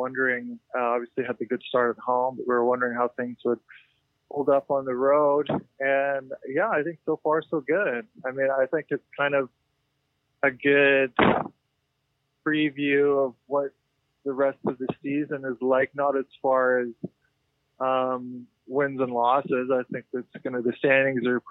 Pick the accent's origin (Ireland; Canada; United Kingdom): Canada; Almonte, Ontario; moved away; I am live from Elmont, Ontario, the town I grew up